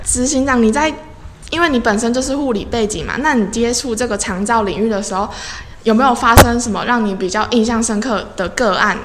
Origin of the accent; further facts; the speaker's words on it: Changhua County, Taiwan; 对啊，我可是土生土长的彰化人呢